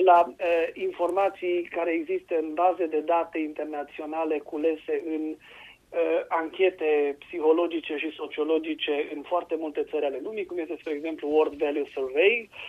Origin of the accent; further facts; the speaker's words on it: Romania